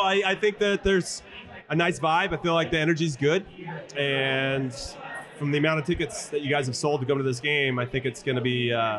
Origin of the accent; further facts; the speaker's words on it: United States; we're American-born MLS players.